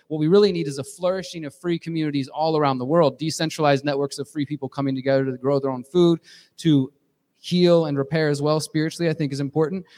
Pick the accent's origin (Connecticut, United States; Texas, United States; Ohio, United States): Texas, United States; Houston; moved away; I'm originally from Houston, Texas.